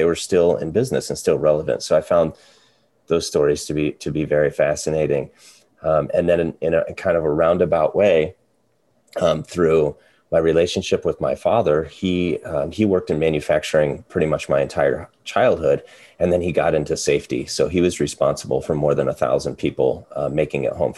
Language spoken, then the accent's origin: English; Eastern Iowa, United States; also born or lived in Ankeny, Iowa; I'm an Iowa guy through and through. So I grew up in Eastern Iowa, went to UNI